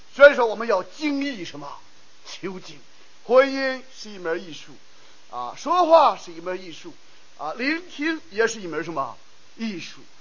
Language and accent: Chinese; China; 我们中国人